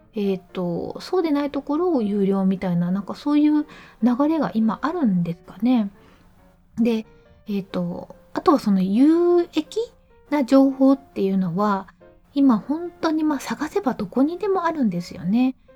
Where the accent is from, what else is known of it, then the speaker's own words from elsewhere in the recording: Mie, Japan; 実家が三重県